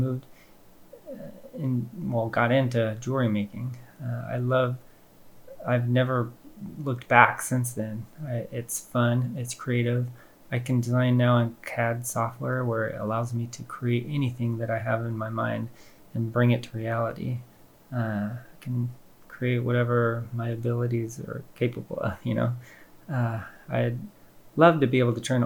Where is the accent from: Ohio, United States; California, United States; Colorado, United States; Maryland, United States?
California, United States; Paradise; I grew up in Paradise, California